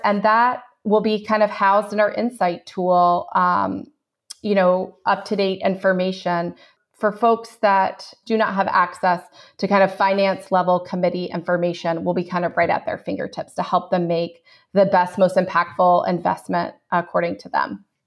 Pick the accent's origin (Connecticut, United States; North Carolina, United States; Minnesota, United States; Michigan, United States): North Carolina, United States; Chapel Hill; moved away as an adult; now in Tallahassee, United States; I grew up in another college town at the A C C, for those that watch A C C basketball, Chapel Hill, North Carolina.